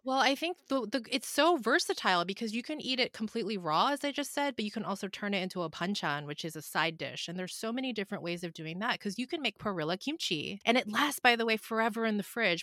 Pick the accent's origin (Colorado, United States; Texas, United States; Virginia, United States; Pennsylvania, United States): Pennsylvania, United States; Philadelphia; now in Los Angeles, United States; I grew up in Philadelphia, so you can't really garden year-round there like you can here in Los Angeles